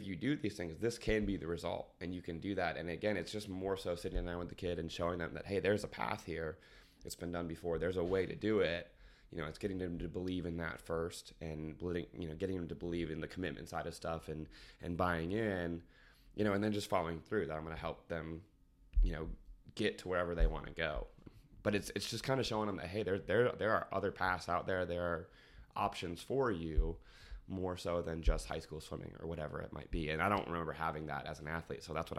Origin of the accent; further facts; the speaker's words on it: Indianapolis, Indiana, United States; also born or lived in Georgia; a team in the west side of Indianapolis, or excuse me, east side of Indianapolis, a little bit in my hometown.